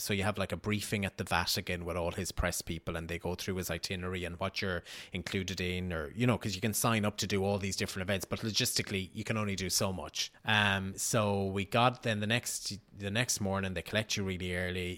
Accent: Riverstown, Connacht, Ireland; moved away; I'm from Sligo

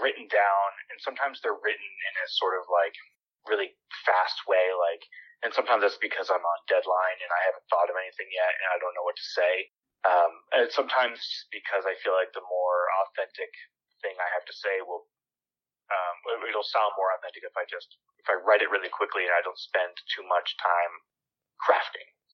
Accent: Keene, New Hampshire, United States; now in Chicago, United States; my hometown of Keene, New Hampshire

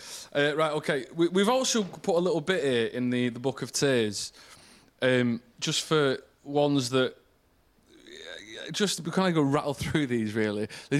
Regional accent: Manchester, North West England, United Kingdom; I'm from Manchester

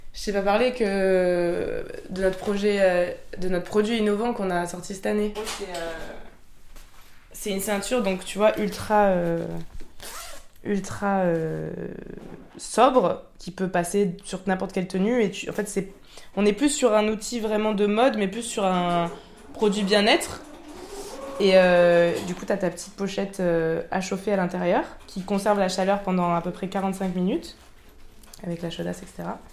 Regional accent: Marseille, Provence-Alpes-Côte d'Azur, France; je suis une Marseillaise

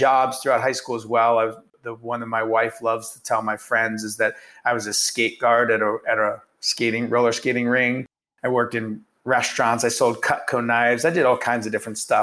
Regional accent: Youngstown, Ohio, United States; I was born in Youngstown, Ohio, and grew up there

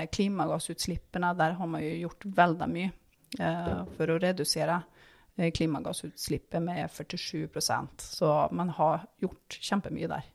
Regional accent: Härnösand, Västernorrland County, Sweden; now in Norway; Ursprungelig så kom jeg fra Hernusand. Det er fem mil nord om Sundsvall.

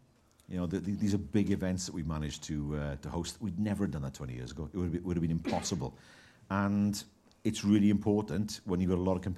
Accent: Wales, United Kingdom; they say, where are you from? Wales. And I say, Wales, Gareth Bale. And they know straight away where I'm from.

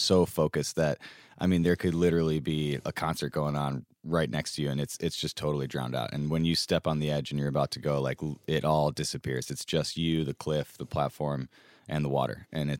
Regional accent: Sylvania, Ohio, United States; also born or lived in Ann Arbor, Michigan; I grew up in Northwest Ohio.

